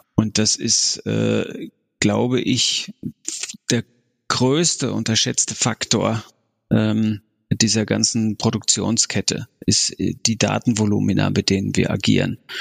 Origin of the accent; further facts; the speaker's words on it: Frankfurt, Hesse, Germany; moved away as an adult; also born or lived in Lower Saxony / Hamburg / Rhineland; now in Munich, Germany; komme ich ja ursprünglich aus Frankfurt